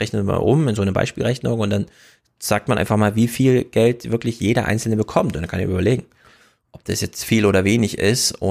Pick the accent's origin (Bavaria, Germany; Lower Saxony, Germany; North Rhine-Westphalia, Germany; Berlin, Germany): North Rhine-Westphalia, Germany; Ich komme aus dem Sauerland, also bei uns scheint die Sonne nachts nicht.